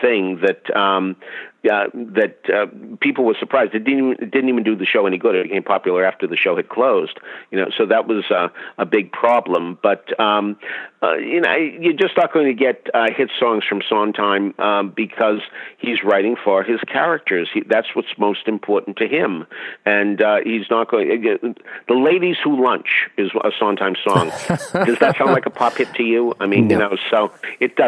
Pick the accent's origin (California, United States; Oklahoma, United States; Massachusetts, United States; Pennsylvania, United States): Massachusetts, United States; Boston; I'm from Boston, and we had Boston After Dark